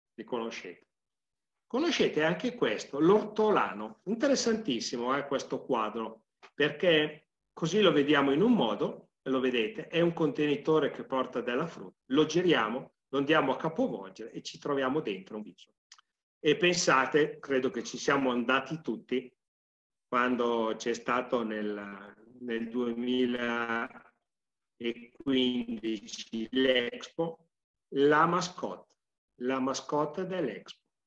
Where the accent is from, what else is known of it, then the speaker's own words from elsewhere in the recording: Sesto Calende, Lombardy, Italy; io sono di Sesto Calende